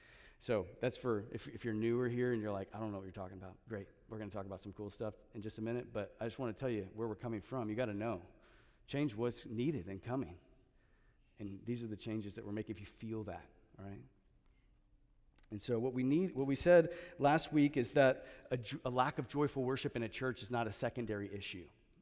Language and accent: English; Texas, United States; because we're transplants from Central Texas, HEB kind of just feels like home, okay?